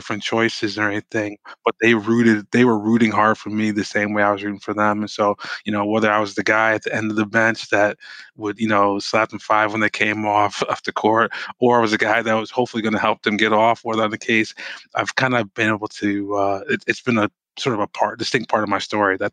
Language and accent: English; Norwalk, Connecticut, United States; moved away as an adult; now in Milwaukee, United States; I grew up in Norwalk, Connecticut